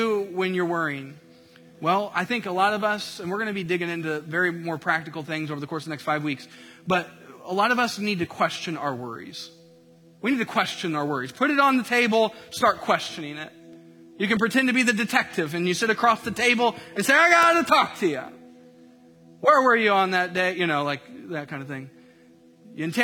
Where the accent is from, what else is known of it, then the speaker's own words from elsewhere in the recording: Indiana, United States; I grew up in Indiana